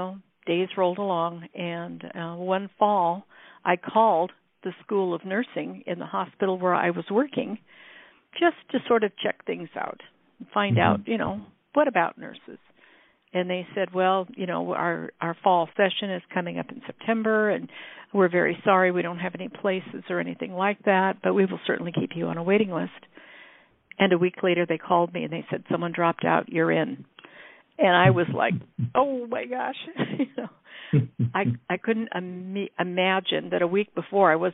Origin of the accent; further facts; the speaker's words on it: Iowa, United States; now in California, United States; Iowa, which is where I grew up